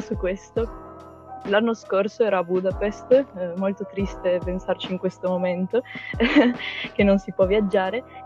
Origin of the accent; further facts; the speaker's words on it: Trieste, Friuli-Venezia Giulia, Italy; moved away as an adult; now in Milan, Italy; sono triestina patocca